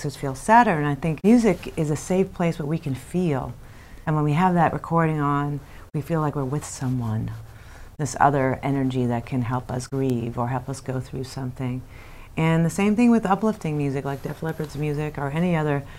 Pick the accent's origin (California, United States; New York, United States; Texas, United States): New York, United States; moved away; I'm from New York. All my family's here